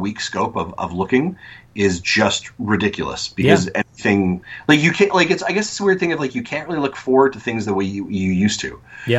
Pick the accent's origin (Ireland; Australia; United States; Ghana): United States; East Coast; born there; I was born on the East Coast, and so I was like, we haven't been back.